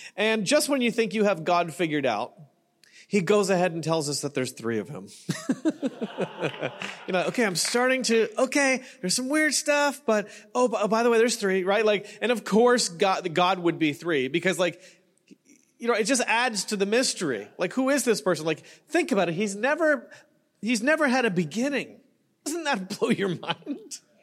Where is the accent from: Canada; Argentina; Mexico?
Canada; now in Newport Beach, United States; I'm Canadian